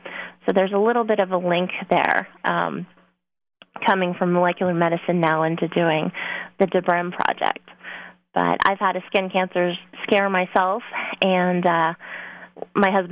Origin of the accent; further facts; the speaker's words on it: Texas, United States; moved away as an adult; I am from Texas originally. I grew up there 26 years of my life